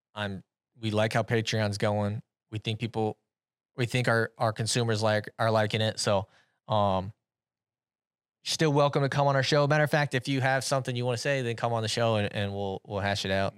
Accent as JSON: {"language": "English", "region": "Iowa", "country": "United States", "said": "I'm from Iowa"}